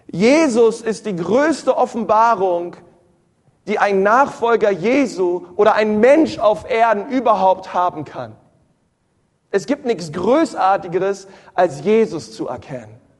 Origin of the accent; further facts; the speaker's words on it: Berlin, Germany; Ich war früher immer in der Sonntagsschule. Ich bin in Berlin groß geworden, in einer Ortsgemeinde.